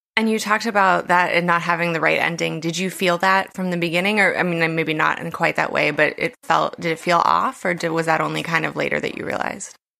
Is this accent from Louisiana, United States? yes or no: no; West Virginia, United States; my home state of West Virginia